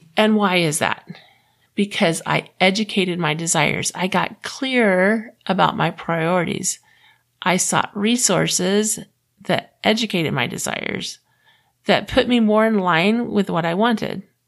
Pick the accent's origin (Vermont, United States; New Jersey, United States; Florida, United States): Florida, United States; I grew up in the South. I grew up in Florida